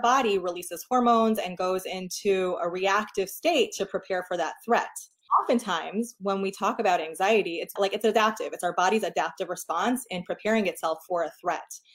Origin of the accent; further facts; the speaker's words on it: New York, United States; moved away as an adult; now in Portland, United States; I'm from New York originally. We moved to Portland, Oregon six years ago